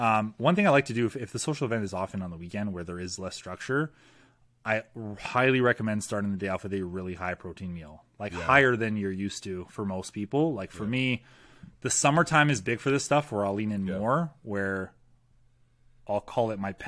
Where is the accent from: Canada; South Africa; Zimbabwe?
Canada; As a Canadian